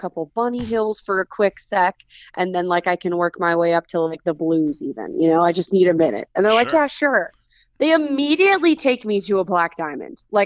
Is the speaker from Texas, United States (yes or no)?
yes; Dallas, Texas, United States; moved away as an adult; now in Los Angeles, United States; I'm originally from Dallas, Texas, but I've been out in LA for the last 8 years now